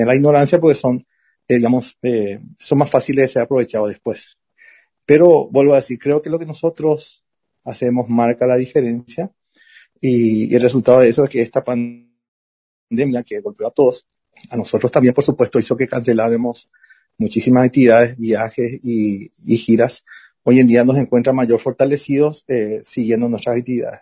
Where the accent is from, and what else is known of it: Carapeguá, Paraguarí, Paraguay; born or raised there; also born or lived in Buenos Aires, Argentina / Asunción, Paraguay